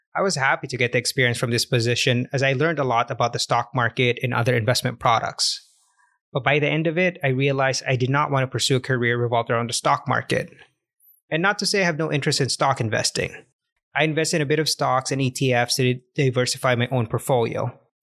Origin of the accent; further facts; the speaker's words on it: Canada; moved away; also born or lived in Cartagena, Colombia; As a Canadian